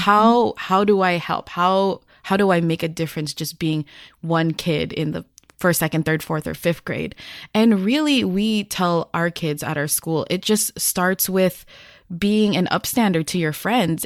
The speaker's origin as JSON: {"language": "English", "country": "United States", "tie": "born or raised there", "said": "as a Filipino-American who has been born here"}